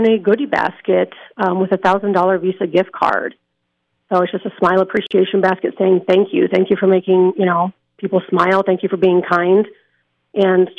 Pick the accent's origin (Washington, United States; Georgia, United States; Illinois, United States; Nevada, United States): Nevada, United States; Las Vegas; I take pride in Las Vegas and, you know, being born and raised here